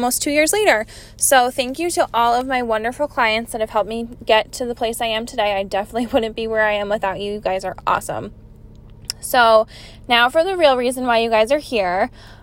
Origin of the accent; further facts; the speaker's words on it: Capital Region, New York, United States; I grew up here in the Capital Region and I still reside here in Malta.